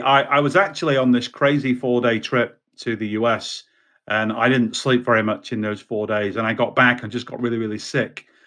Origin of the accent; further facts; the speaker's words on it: United Kingdom; also born or lived in Baltimore, United States; I'm a Brit